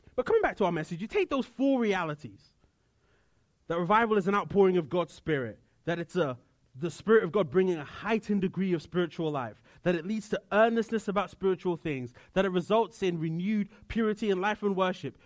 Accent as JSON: {"language": "English", "country": "United Kingdom", "moved": "yes", "said": "I come from the United Kingdom"}